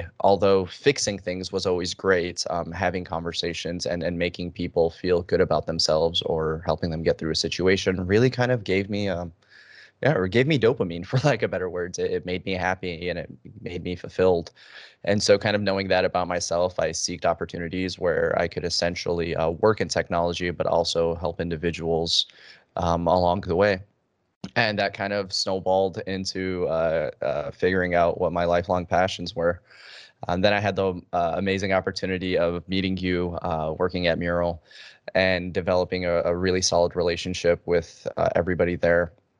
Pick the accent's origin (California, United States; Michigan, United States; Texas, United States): Michigan, United States; Detroit; also born or lived in Chicago; now in Arizona, United States; I was born in Chicago, and I lived there for about 6 years of my life. My family then moved for new opportunities to Detroit, Michigan, where I spent the better half of a decade there.